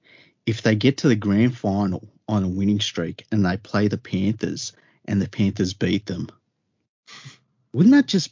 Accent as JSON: {"language": "English", "country": "Australia", "tie": "born or raised there", "said": "I'm an Australian. I feel no other connection to any other place on planet Earth. I was born here. I was raised here."}